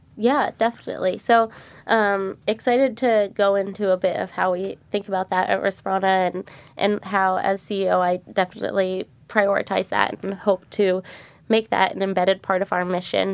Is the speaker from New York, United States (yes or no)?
no; Arlington, Virginia, United States; moved away as an adult; now in San Francisco, United States; I grew up in Arlington, Virginia, um, went to public high school.